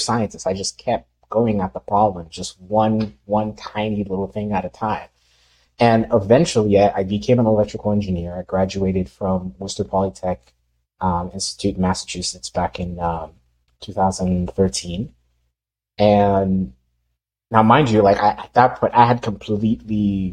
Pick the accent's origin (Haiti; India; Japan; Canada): Haiti; moved away; I grew up in Haiti